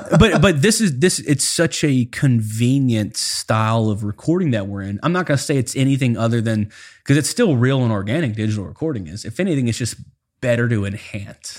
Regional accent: South Louisiana, United States; I grew up in South Louisiana

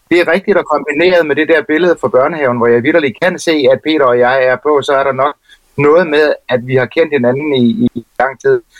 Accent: Jordløse, Southern Denmark, Denmark; also born or lived in Hostrup; Jeg er jo så født øh, over i Hostrup, der øh, nord for Falsled, og flyttede så fire kilometer væk til, øh, til Jordløse.

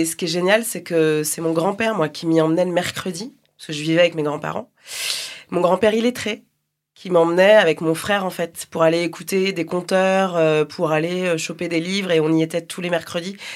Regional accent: Longjumeau, Île-de-France, France; moi, c'était la bibliothèque municipale de Longjumeau, cette ville où j'ai grandi, hein, dans l'Essonne. C'est à 19 km de Paris.

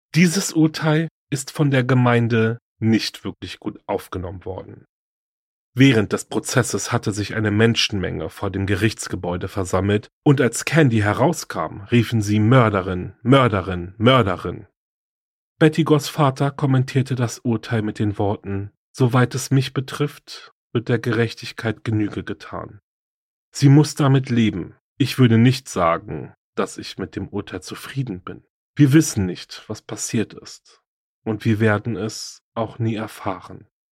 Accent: Germany; hier bei uns in Deutschland

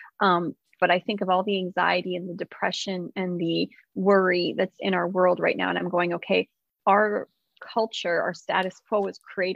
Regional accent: West Coast, United States; I'm from the West Coast

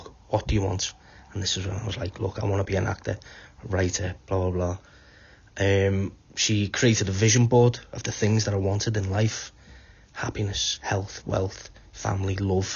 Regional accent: Wallasey, North West England, United Kingdom; moved away as an adult; also born or lived in Liverpool; now in Wales; My mum's from Wallasey, so I grew up in Wallasey. Moved to Liverpool when I was about 15, 16. So, but I'm now living in Wales

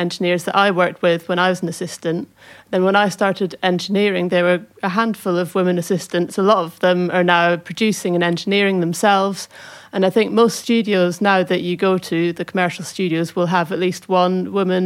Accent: St Andrews, Scotland, United Kingdom; also born or lived in Berlin, Germany; growing up in St Andrews as well. Grew up by the sea.

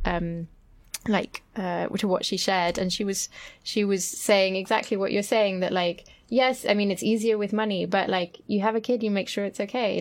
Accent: France; growing up in France

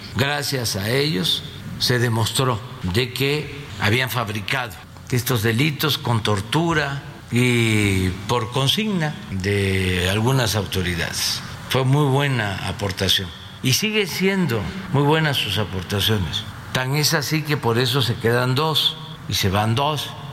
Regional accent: Mexico

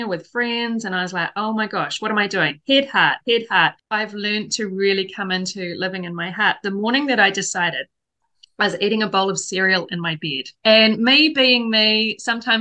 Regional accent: New Zealand; moved away as an adult; also born or lived in Hong Kong; I come from New Zealand

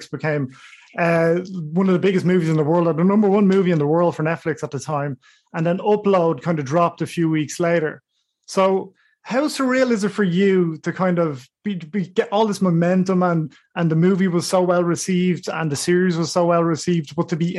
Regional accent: Ireland; We're Irish

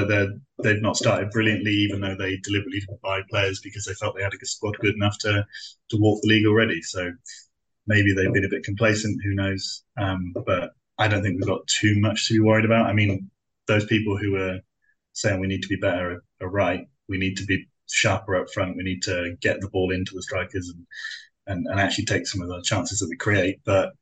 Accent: England, United Kingdom; They'll definitely beat us in the beat England in the World Cup tomorrow.

